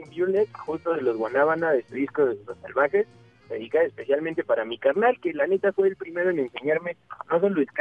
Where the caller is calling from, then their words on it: Mexico City, Mexico; De la Ciudad de México.